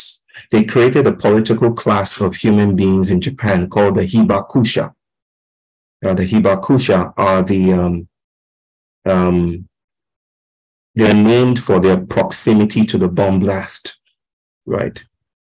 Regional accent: Kinshasa, DR Congo; I grew up in Congo, in Kinshasa

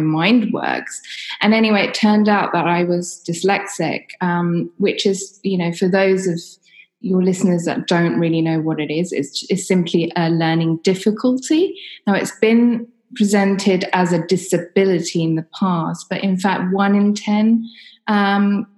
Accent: London, United Kingdom; So I grew up in London. I lived in a kind of ex-council estate.

